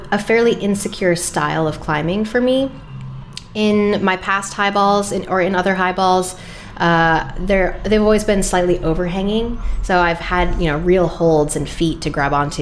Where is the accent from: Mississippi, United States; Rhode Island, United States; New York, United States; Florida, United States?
Rhode Island, United States; I grew up in Rhode Island